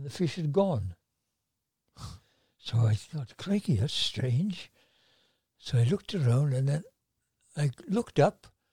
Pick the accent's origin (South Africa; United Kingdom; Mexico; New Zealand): United Kingdom; Tonypandy, Wales; now in Tonyrefail, United Kingdom; I was from Tonopandy originally. And I lived above what was then the 50 shilling tailors